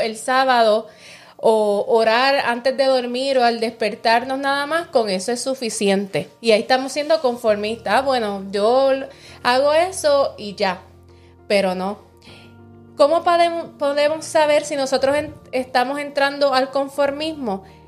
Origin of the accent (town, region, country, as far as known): Puerto Rico